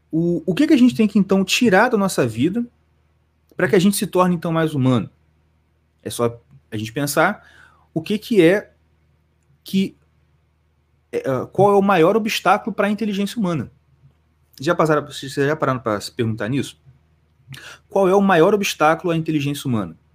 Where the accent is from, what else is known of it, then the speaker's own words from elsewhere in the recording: Brazil; a gente, como brasileiro, a gente sofre de um, de um mal terrível. O mal terrível é justamente ter nascido aqui.